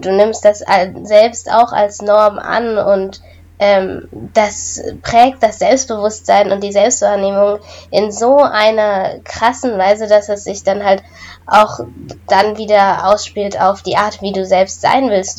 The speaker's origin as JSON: {"language": "German", "country": "Germany", "said": "ich komme aus Deutschland"}